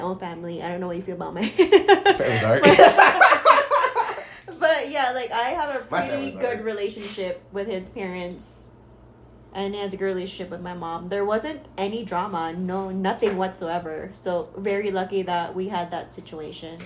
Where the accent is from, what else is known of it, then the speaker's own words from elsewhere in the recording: Philippines; moved away as an adult; now in United States; we are both originally from the Philippines